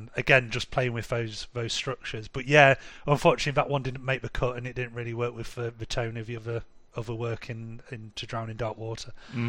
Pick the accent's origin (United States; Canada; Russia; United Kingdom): United Kingdom; England; now in Munich, Germany; So I live in Munich now, but we're from England originally.